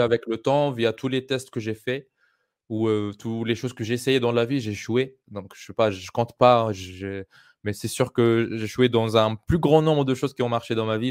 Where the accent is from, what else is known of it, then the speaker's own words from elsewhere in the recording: Tunisia; moved away; also born or lived in France / Europe; le quartier où j'ai grandi en Tunisie